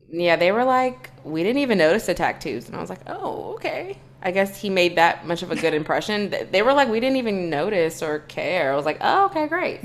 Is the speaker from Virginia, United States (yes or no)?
yes; Virginia, United States; we're both from Virginia